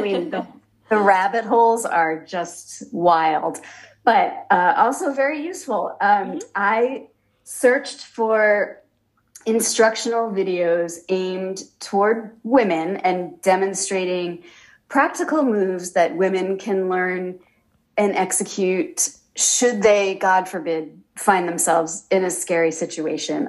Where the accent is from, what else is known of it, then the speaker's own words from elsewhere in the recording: Massachusetts, United States; I was a reporter in my actually my hometown in Massachusetts